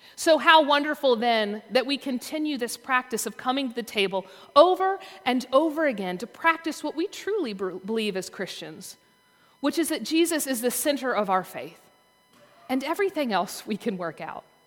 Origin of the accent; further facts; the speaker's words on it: the South, Southern United States, United States; as a Southerner